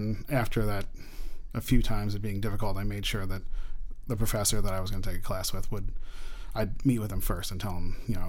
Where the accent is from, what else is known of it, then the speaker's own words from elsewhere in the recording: Woodstock, New York, United States; moved away as an adult; also born or lived in Manhattan, New York; now in Long Island, United States; I'm from Woodstock, New York.